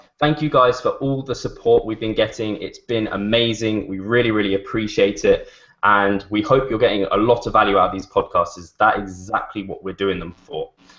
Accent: United Kingdom; accent: British; hopefully a lot of people are appreciating my British accent.

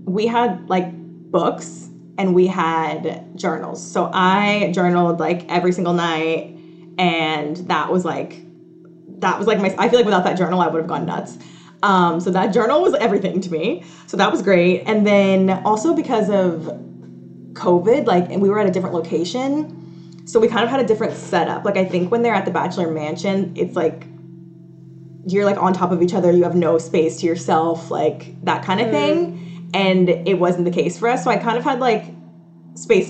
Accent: Atlanta, Georgia, United States; now in New York, United States; obviously I live in New York and I'm from Atlanta

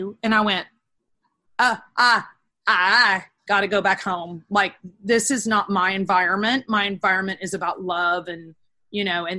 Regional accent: Texas, United States; also born or lived in Los Angeles; I lived in LA. I wasn't a happy person in LA. And I love the weather of LA. I'm a Texan.

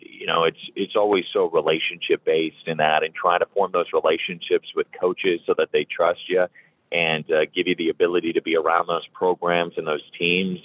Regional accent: Geneseo, Illinois, United States; moved away as an adult; now in Blacksburg, United States; I grew up uh, in a town called Geneseo, Illinois

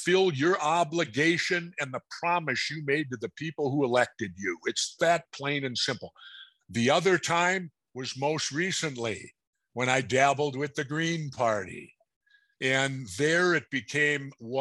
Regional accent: Minnesota, United States; I'm from Minnesota.

